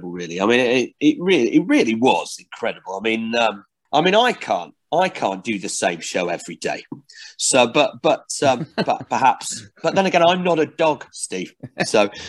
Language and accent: English; Barnsley, Yorkshire and the Humber, United Kingdom; I grew up in Barnsley